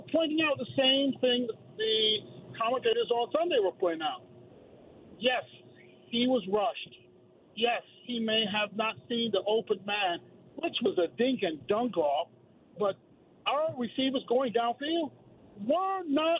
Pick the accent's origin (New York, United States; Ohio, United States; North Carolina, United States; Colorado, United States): New York, United States; New York City; now in Pennsylvania, United States; I am a transplant from Brooklyn, New York, residing in PA right now.